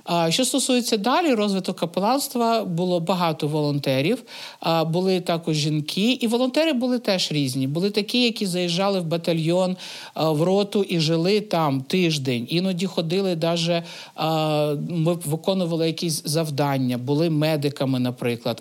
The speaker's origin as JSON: {"language": "Ukrainian", "region": "Kyiv", "country": "Ukraine", "also_born_or_lived": "Stanytsia Luhanska", "moved": "as an adult", "said": "Я сама з Києва, але в 15-му році я переїхала жити в станицю Луганську."}